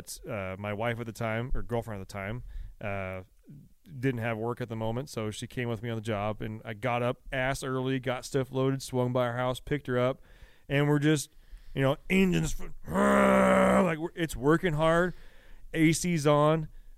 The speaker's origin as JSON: {"language": "English", "country": "United States", "said": "Yeah. I'm like, I'm American."}